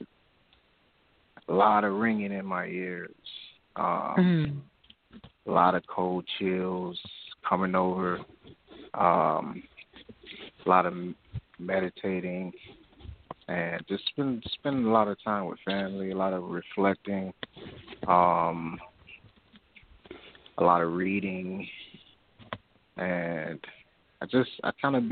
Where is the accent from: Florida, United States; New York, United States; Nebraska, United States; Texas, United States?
Florida, United States; South; I'm calling from Florida, originally from South Florida.